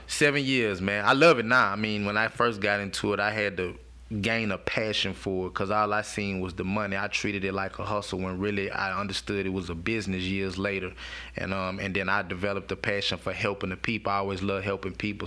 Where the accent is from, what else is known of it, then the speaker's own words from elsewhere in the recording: Baton Rouge, Louisiana, United States; I'm from Sherwood, um, a hood in Baton Rouge